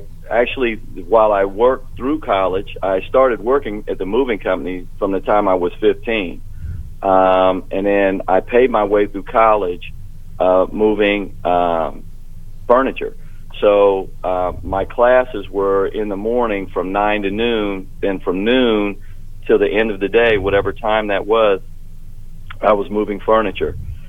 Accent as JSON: {"language": "English", "town": "Columbus", "region": "Ohio", "country": "United States", "tie": "born or raised there", "said": "I grew up in Columbus, and on the northeast side of Columbus. I went to Ricks Elementary, went over to Eastgate, graduated from Mifflin High School"}